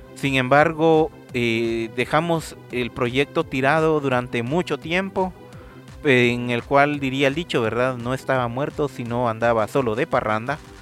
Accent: Guatemala; aquí en Guatemala

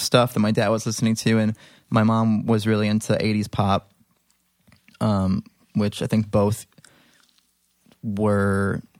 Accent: Libertyville, Illinois, United States; I was, right. In the suburbs. A little town called Libertyville.

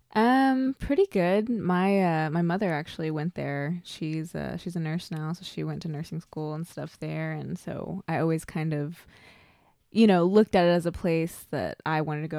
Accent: Oklahoma, United States; also born or lived in Shawnee, Oklahoma / Pawnee, Oklahoma / El Reno, Oklahoma; I'm born and raised in Oklahoma. I was born down south in Shawnee and, uh, I moved around, um, growing up.

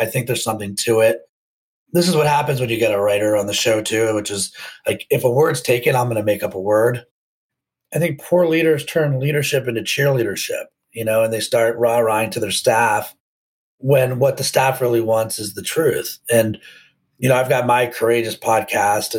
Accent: Potomac, Maryland, United States; I grew up outside of Washington, D.C. in Potomac, Maryland.

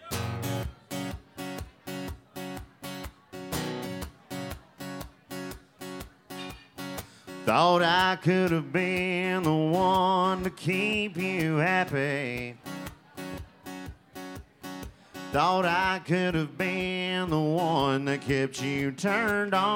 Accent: Houston, Texas, United States; moved away; I'm from Houston originally

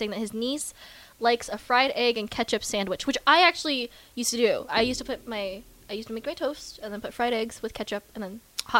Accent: California, United States; I'm from California

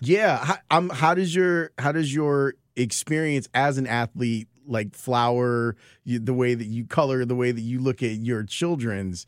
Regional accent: Chicago, Illinois, United States; I grew up in Roseland

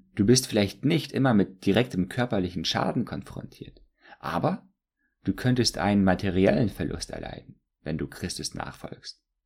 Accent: Germany; als Deutsche

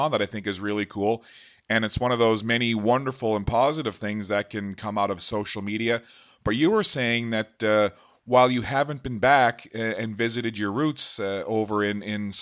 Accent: Newfoundland and Labrador, Canada; moved away; I'm originally from Newfoundland.

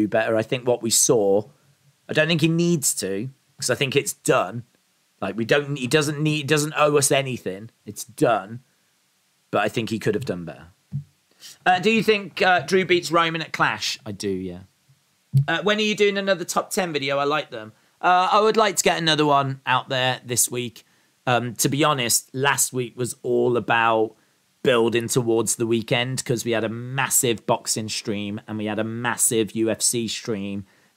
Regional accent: Canada; Being Canadian, I am legally obliged to say Trish.

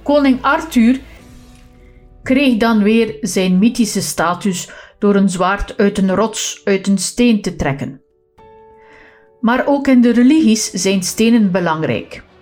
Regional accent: Flanders, Belgium; Als West-Vlaming moet ik nog eventjes verduidelijken dat ik hiermee niet het edelmetaal goud bedoel, maar wel hout vanuit een bos.

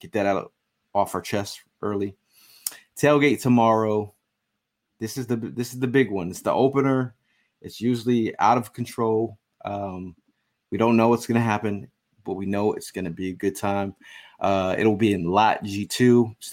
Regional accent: New England, Connecticut, United States; moved away; I grew up in New England

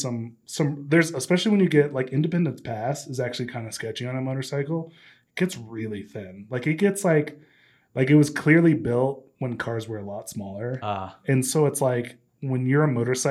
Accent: New Hampshire, United States; moved away as an adult; also born or lived in New England; now in Denver, United States; I'm from New Hampshire.

